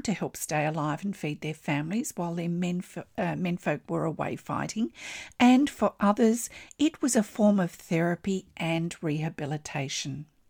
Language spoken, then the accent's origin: English; Australia; I'm an Australian textile artist